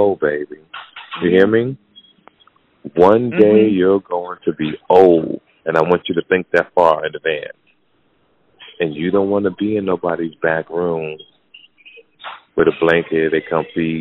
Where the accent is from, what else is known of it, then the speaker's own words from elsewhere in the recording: Jersey City, New Jersey, United States; moved away; Jersey City, New Jersey, my hometown